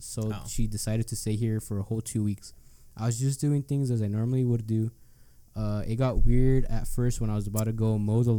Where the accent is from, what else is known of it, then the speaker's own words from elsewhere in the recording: the South, United States; I always make friends easy because of being from the South and what the fuck? I'm from the South.